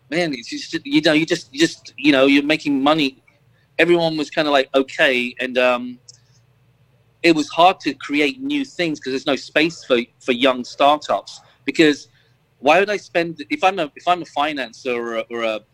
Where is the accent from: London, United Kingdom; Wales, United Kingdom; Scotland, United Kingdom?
London, United Kingdom; now in Florida, United States; Growing up in London, coming from, like, my father was working class, mum was working class too.